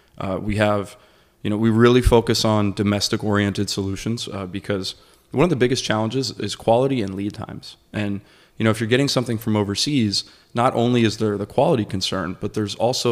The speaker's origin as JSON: {"language": "English", "region": "Florida", "country": "United States", "tie": "born or raised there", "said": "growing up in Florida when it was still a little bit more wild, I've always loved, you know, nature."}